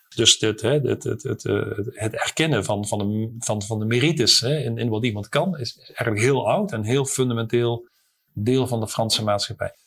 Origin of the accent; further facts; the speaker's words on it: Netherlands; also born or lived in Paris, France; ik als Hollander